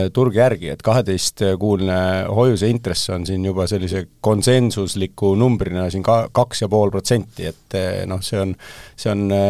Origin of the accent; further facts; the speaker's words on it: Estonia; olles eestlane